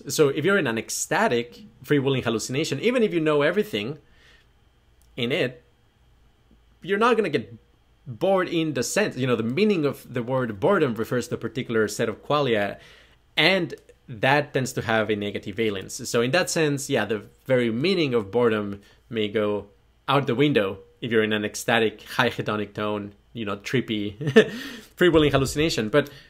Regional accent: New Zealand; Kiwi again, New Zealand. So, being a Kiwi, well, no, okay, backtrack.

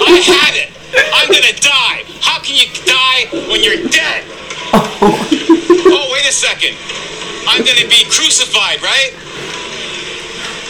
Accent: Yorkshire and the Humber, United Kingdom; also born or lived in Toronto; now in Waterloo, Canada; I'm from Humberside.

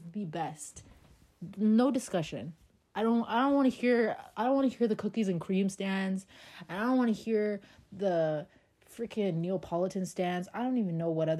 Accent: Toronto, Ontario, Canada; growing up in the not so greatest area in Toronto, for those of you that are familiar, we grew up on Jane and Shepherd

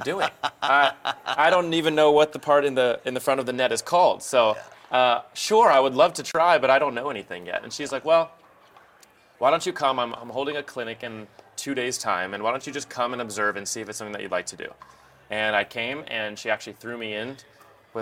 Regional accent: Kansas City, United States; moved away as an adult; also born or lived in Springfield, Missouri / Los Angeles; moving back home to my hometown of Kansas City

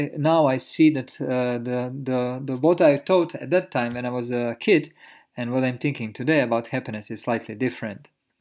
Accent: Croatia; born there; So when I was young, I was born in Europe, in Croatia.

